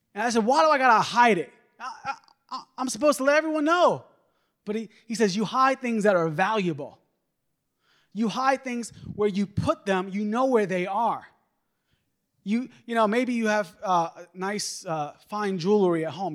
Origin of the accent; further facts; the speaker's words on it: New York, United States; moved away; I'm originally from New York